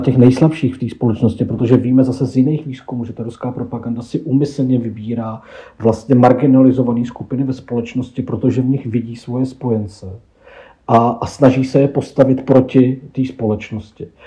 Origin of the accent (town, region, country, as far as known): Czechia